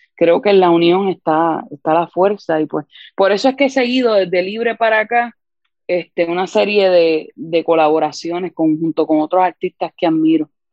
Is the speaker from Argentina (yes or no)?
no; San Juan, Puerto Rico; soy de San Juan, Puerto Rico